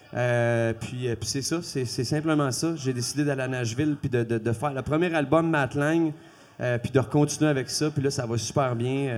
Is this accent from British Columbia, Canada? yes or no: no; Quebec, Canada; first language French; je suis un Québécois ma première langue, c'est le français